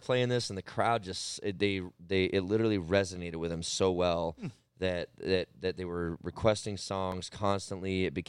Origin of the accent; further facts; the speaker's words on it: Arizona, United States; I've lived here my whole life.